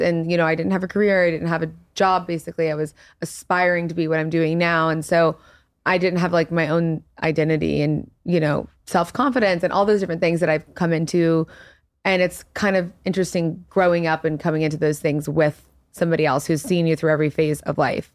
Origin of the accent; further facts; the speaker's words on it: Baton Rouge, Louisiana, United States; moved away as an adult; now in New York, United States; we grew up in Louisiana and like really conservative Christian household. So for me, I've been living in New York since I was like 19 years old